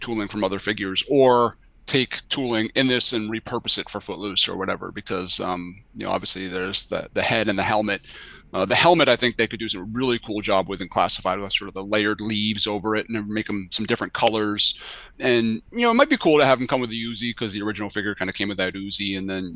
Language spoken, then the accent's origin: English; Hanover, New Hampshire, United States; Dartmouth College, which is literally my hometown